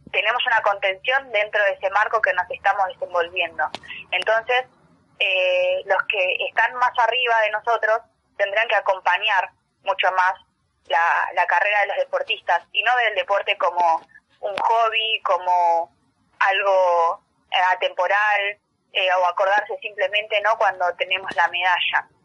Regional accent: Argentina; lo que significa para nosotros como argentinos

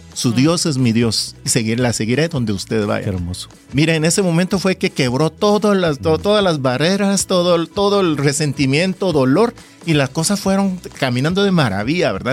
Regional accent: South Korea; now in Guatemala; yo no soy de aquí, yo soy coreano

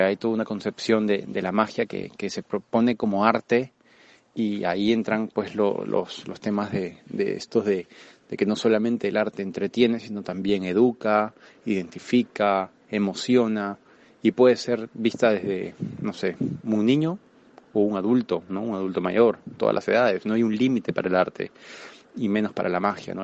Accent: Lima, Peru

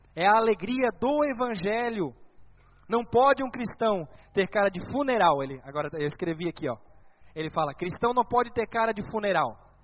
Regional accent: Bombinhas, Santa Catarina, Brazil; lá na minha cidade, na cidade onde eu morava, na linda cidade de Bombinhas

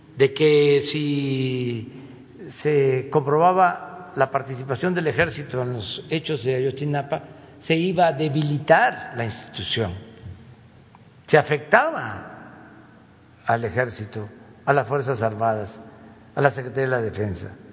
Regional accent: Mexico; eso no somos los mexicanos

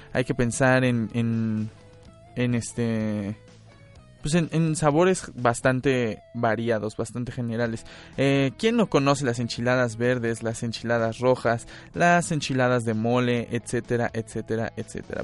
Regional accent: Mexico; nuestra genética como mexicanos

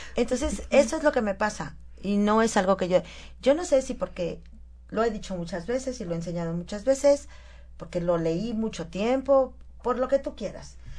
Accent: Huauchinango, Puebla, Mexico; yo soy de Huachinango

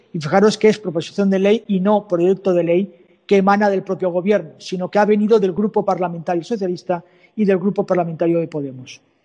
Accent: Valencian Community, Spain; de Elche, de mi tierra, vamos, de mi comunidad

